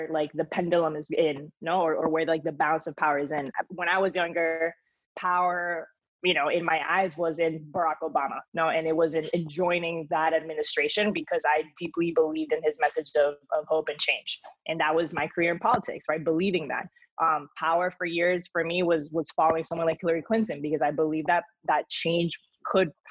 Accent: Spain; accent: thick Spanish accent; moved away; also born or lived in Miami; I was born in Miami, but then grew up in Spain, and I developed this like crazy thick Spanish accent.

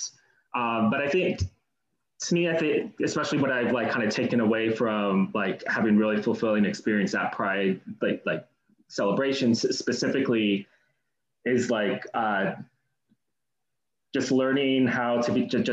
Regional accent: Los Altos, California, United States; now in Los Angeles, United States; I grew up kind of next to Palo Alto, a town called Los Altos

